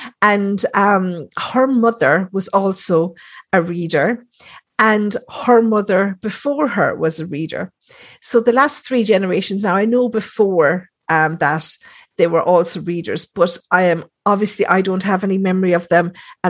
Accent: Thurles, Munster, Ireland; So where I'm from in Thurles, this is where all the priests used to be trained.

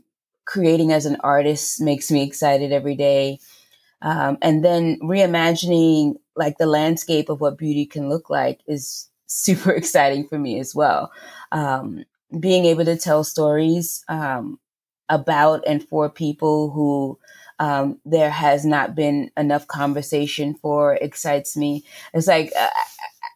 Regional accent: New York City, New York, United States; accent: New York; I grew up in Queens Village, New York

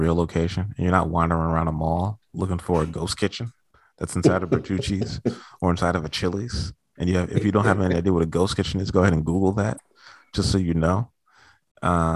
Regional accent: New York, United States; Growing up in New York

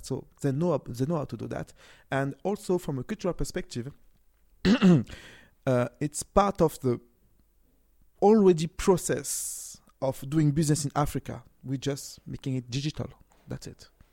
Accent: France; moved away; also born or lived in Cameroon (ancestry) / Nigeria; I was born and raised in France, but my original country is Cameroon, so I'm a Cameroon

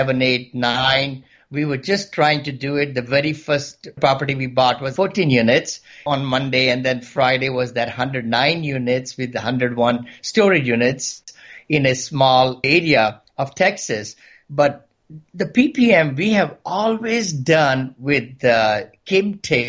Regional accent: India; moved away as an adult; now in San Francisco, United States; I came from India about 40 years back

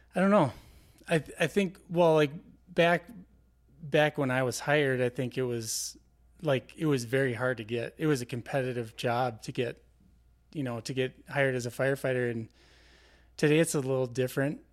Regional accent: Twin Cities, Saint Paul, Minneapolis area, Minnesota, United States; I'm from the Twin Cities, uh, Saint Paul, Minneapolis area. Uh, I grew up there

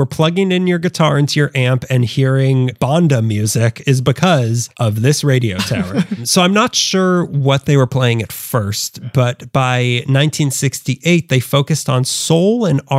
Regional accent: Texas, United States; But I'm from Texas.

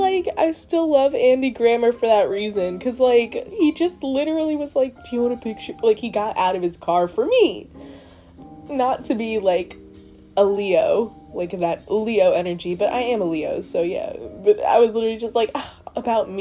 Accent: Trinidad & Tobago; I'm black, I'm Trinidadian

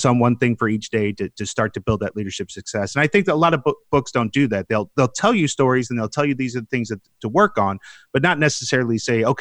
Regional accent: Central Florida, United States; one of the common bonds we have is Central Florida and Disney. I grew up there

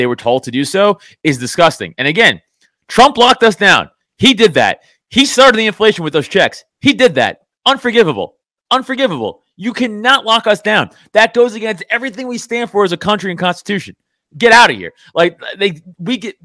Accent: New York City, New York, United States; I grew up in Staten Island, literally a mile and a half from the Staten Island dump

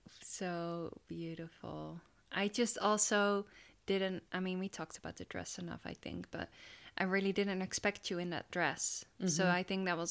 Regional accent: Netherlands; I'm from Holland

